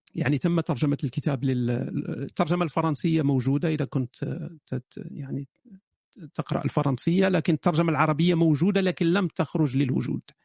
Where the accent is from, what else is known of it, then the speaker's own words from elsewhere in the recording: Morocco; moved away as an adult; also born or lived in Germany; أنا شاب مغربي عشت في المغرب إلى سن 18